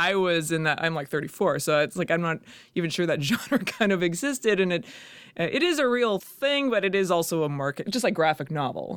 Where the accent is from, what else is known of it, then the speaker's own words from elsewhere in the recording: Calgary, Alberta, Canada; moved away as an adult; also born or lived in Kingston / Edmonton / New York; now in Toronto, Canada; growing up in Calgary, I was always, like, it's very conservative.